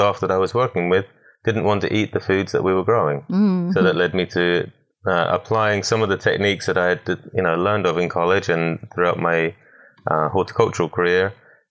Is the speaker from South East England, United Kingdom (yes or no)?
yes; Southampton, South East England, United Kingdom; moved away as an adult; now in United States; I'm originally British born down in Southampton. And then went through normal schooling and then went on to study horticulture at Hadlow College down in Kent.